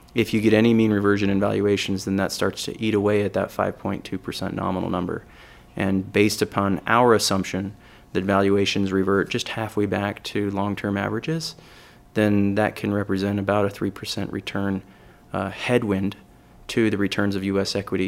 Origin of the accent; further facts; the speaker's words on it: California, United States; Yeah, so just quickly on me, I'm from California.